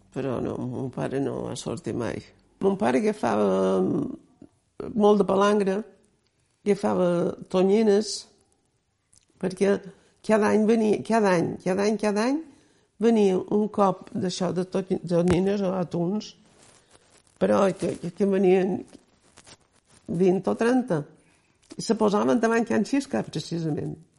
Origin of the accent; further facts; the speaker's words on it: Pollença, Balearic Islands, Spain; also born or lived in Cala Sant Vicenç; néixer l'any 25, aquí a Pollença